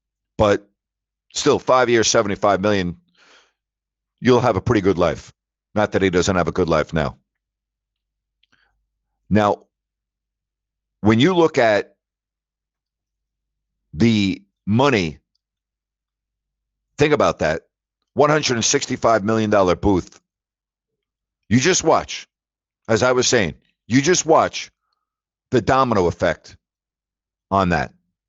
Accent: New York, United States; moved away; I don't understand New York, and I'm from New York. But I don't know if I could live there right now.

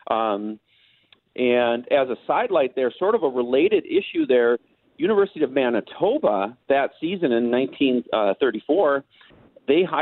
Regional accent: United States; I was from America. I didn't, in the United States

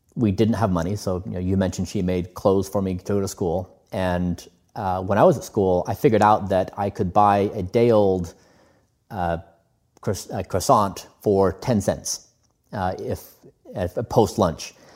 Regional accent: United States; we we both come from a similar background where we grew up in the United States.

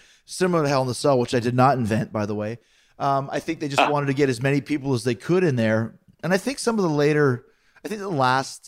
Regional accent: Canada; I'm from Canada

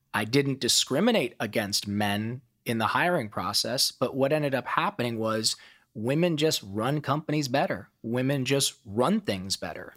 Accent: Toledo, Ohio, United States; accent: Ohio twang; now in Los Angeles, United States; I grew up in Toledo, Ohio, and my childhood was a wilderness of pain.

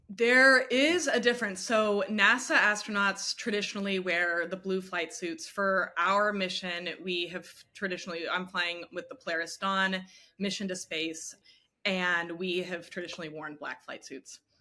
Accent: Houston, Texas, United States; I grew up in Houston

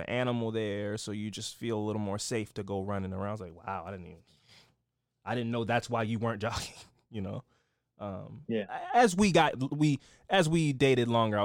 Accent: Baltimore, Maryland, United States; I'm from Baltimore. I'm black.

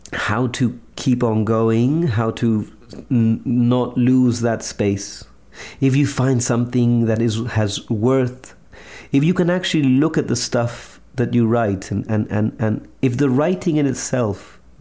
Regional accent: Chile; I'm from Chile

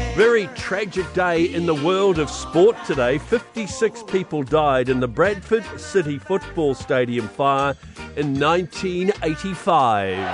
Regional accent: Whanganui, Manawatū-Whanganui, New Zealand; growing up in Wanganui

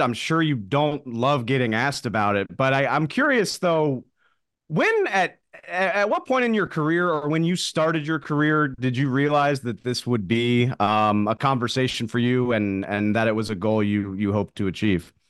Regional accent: the South, United States; I grew up in the South

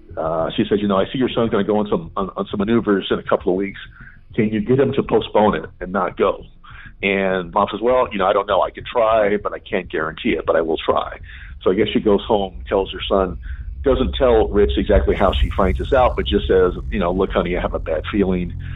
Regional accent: Southern California, United States; moved away; I grew up in Southern California

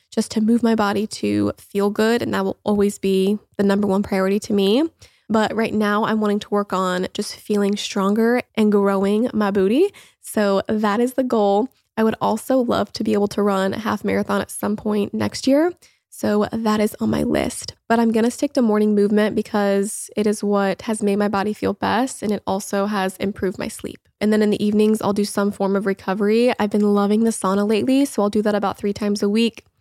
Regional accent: Indiana, United States; moved away as an adult; also born or lived in Los Angeles; now in Florida, United States; I grew up in Indiana and have spent most of my life there, aside from the few years that I lived in L

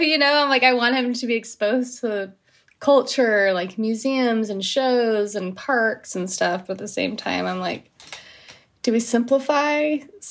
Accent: New Jersey, United States; now in Los Angeles, United States; living in LA is a little different than growing up in Jersey, because I grew up in Jersey

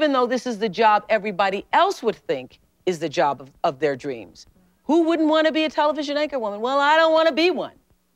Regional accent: Mississippi, United States; I used to be a colored girl in Mississippi, and nobody ever believed that I could be really anything, you know? I was born in Mississippi, the most racist state on the planet, in 1954

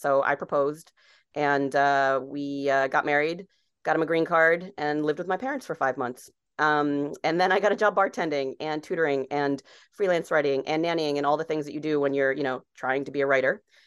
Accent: Barrington, Rhode Island, United States; moved away as an adult; also born or lived in Los Angeles; I grew up on Rhode Island

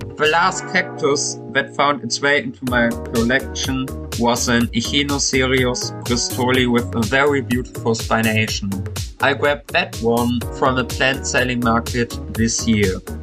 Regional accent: Germany; I'm twenty-one years old and I come from Germany

